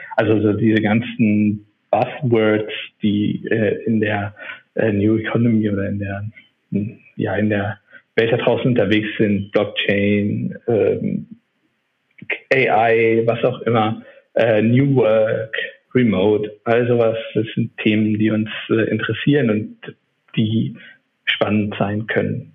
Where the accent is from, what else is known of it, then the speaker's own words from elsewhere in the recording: Neuwied, Rhineland-Palatinate, Germany; moved away as an adult; also born or lived in Munich; now in Berlin, Germany; bin aber eigentlich aus dem Rheinland, komme aus äh, dem schönen Städtchen Neuwied